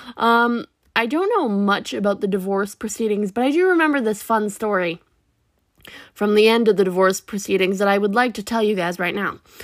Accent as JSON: {"language": "English", "town": "Kentville", "region": "Nova Scotia", "country": "Canada", "tie": "born or raised there", "said": "I was born in Kentville, Nova Scotia"}